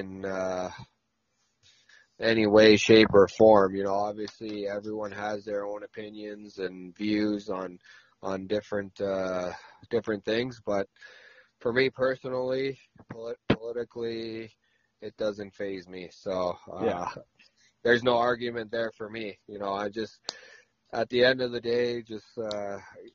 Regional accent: Nunavut, Canada; moved away; also born or lived in Nashville, Tennessee; growing up in Nunavut, you're used to the pretty chilly temperatures.

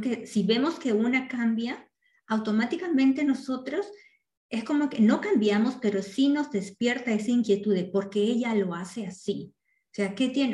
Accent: Peru; moved away; las dos somos peruanas y las dos venimos de una sociedad que, en Latinoamérica es mucho más machista a donde ahora vivimos actualmente

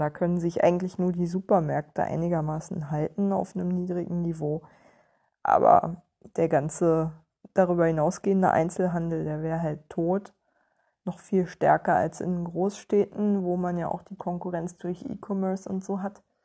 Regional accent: Germany

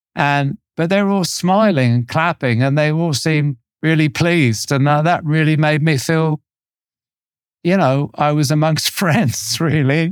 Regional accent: Torquay, South West England, United Kingdom; when I was a teenager growing up in Torquay

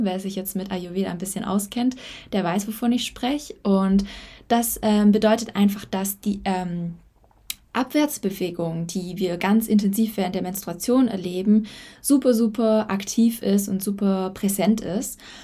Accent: Germany; moved away as an adult; now in Spain; ich äh, Deutsche bin, also ich bin in Deutschland geboren

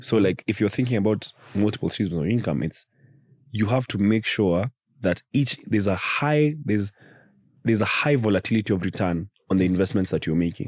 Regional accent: United Kingdom; we're doing it as black British guys.

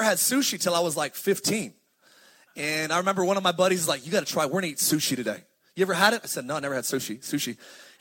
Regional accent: Palmdale, California, United States; also born or lived in Lancaster, California; I'm from the high desert. My family's all from Pasadena. But I grew up in Palmdale, Lancaster

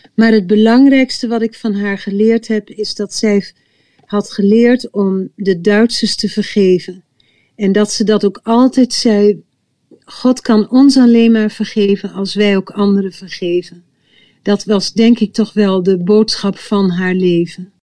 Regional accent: village next to Oldebroek, Gelderland, Netherlands; het dorp wat naast ons dorp lag, in Oldebroek

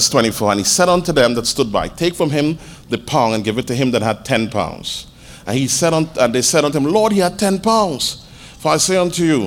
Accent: Trinidad & Tobago; I'm a Trinidadian

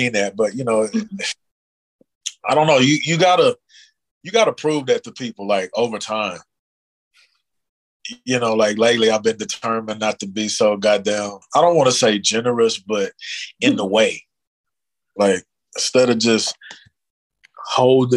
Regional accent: Dallas, Texas, United States; born or raised there

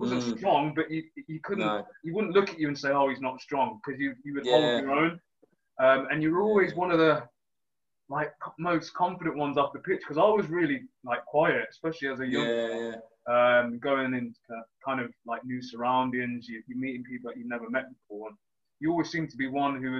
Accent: Leamington Spa, West Midlands, United Kingdom; I'm from Leamington

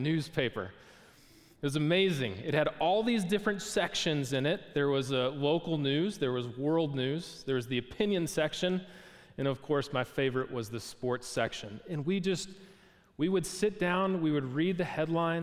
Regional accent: Milwaukee, Wisconsin, United States; I was a kid growing up in Milwaukee, Wisconsin.

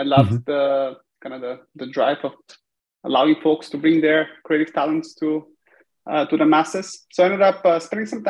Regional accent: Bulgaria; moved away as an adult; also born or lived in United States; I was born and raised in Bulgaria. About the age of 18, I packed bags and in the pursuit of kind of technology, moved to the US for studying

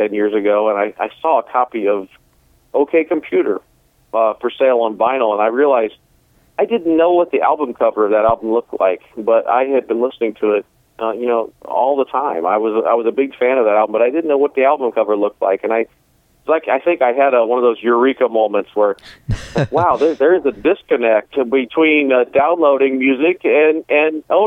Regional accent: Lima, Ohio, United States; my hometown in Lima

